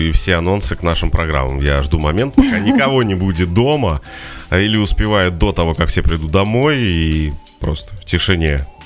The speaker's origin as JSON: {"language": "Russian", "region": "Moscow", "country": "Russia", "said": "Нет, я из Москвы."}